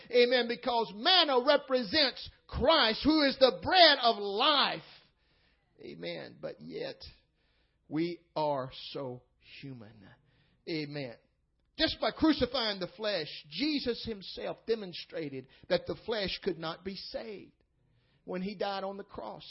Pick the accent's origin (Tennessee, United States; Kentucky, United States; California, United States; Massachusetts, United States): Tennessee, United States; moved away as an adult; now in St. Louis, United States; I'm uh, born and raised in Tennessee and just recently moved to St. Louis